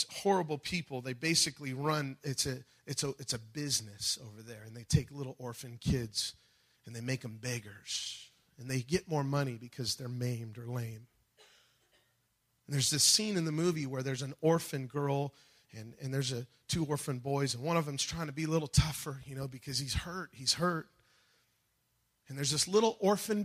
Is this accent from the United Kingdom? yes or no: no; United States; I'm a believer before I'm an American